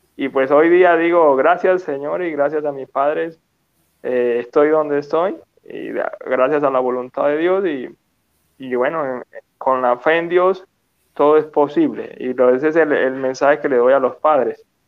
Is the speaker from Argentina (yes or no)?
no; Petare, Miranda, Venezuela; yo crecí en Petare, Venezuela